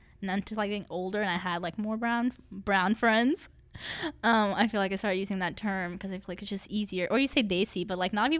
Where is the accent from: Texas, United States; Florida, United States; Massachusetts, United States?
Texas, United States; Galveston; and then I was born in Galveston.